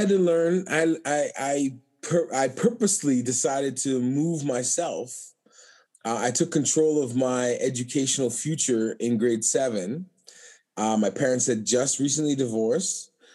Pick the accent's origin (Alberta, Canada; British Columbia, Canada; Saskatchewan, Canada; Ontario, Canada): Alberta, Canada; Calgary; moved away as an adult; now in Winnipeg, Canada; I was born in Canada. I'm, I was born here in in in Calgary